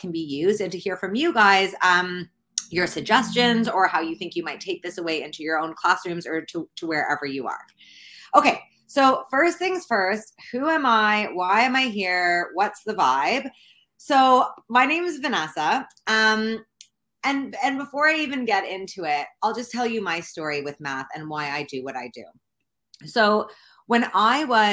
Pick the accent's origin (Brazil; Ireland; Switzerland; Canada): Canada; I'm from Canada